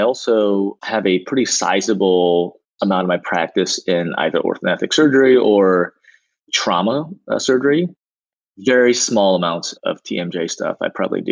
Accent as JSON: {"language": "English", "town": "Portland", "region": "Oregon", "country": "United States", "tie": "born or raised there", "also_born_or_lived": "Dallas, Texas", "moved": "as an adult", "lives_now": "Los Angeles, United States", "said": "I was born and raised in Portland, Oregon"}